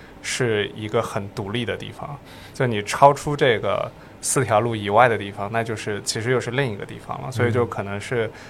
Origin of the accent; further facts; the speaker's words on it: Shanghai, China; 我上海人，